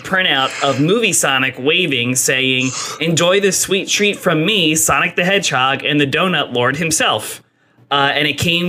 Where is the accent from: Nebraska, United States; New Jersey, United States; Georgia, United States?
New Jersey, United States; I'm from South Jersey, and we call sprinkles Jimmies in South Jersey.